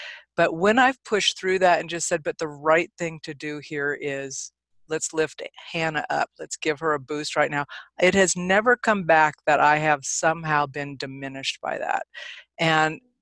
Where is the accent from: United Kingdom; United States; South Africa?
United States; California; moved away as an adult; now in Nevada, United States; I'm actually from California. I came here many, many years ago, a few decades ago